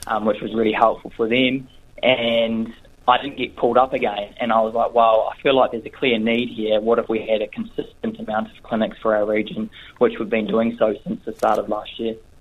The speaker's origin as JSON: {"language": "English", "region": "Northland", "country": "New Zealand", "tie": "born or raised there", "also_born_or_lived": "Canterbury", "said": "I'm originally from Northland. I grew up here. Um, I went to high school here"}